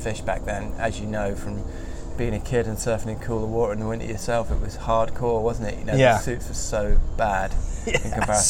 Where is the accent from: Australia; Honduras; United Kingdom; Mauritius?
United Kingdom; Sheffield, Yorkshire and the Humber; also born or lived in Halifax / Cornwall; that's where I was born in Halifax, then moved to Sheffield, and then moved to Cornwall